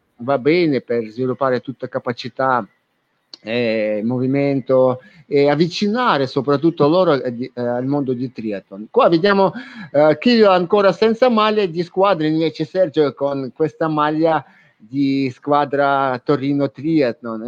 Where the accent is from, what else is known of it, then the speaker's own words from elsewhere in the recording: Ukraine; Italian is a second language; now in Italy; Sono ucraino